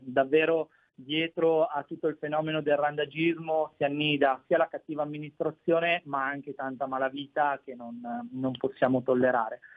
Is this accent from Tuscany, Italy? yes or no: no; Bolzano, Trentino-Alto Adige, Italy; quando ero piccolino nella mia città, io sono di Bolzano, nella mia città c'era un orso